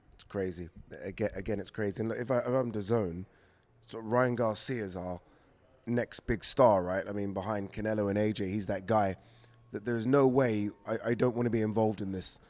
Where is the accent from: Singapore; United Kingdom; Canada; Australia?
United Kingdom; we as British fight fans